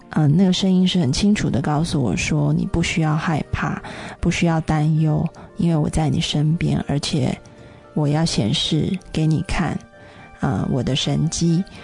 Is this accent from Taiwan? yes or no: yes; Taiwan; 因为那时候呃我在中国，那所以当我得了 SARS 就赶快回到台湾。